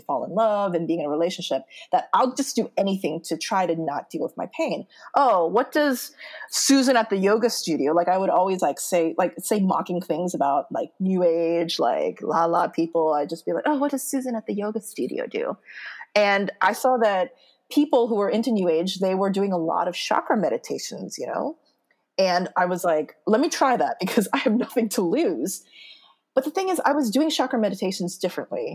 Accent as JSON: {"language": "English", "country": "United States", "tie": "born or raised there", "also_born_or_lived": "Seoul, South Korea", "moved": "as an adult", "said": "I'm Korean American. So I go to Korea, and as soon as I step on Korean soil, like the motherland, because I grew up in America"}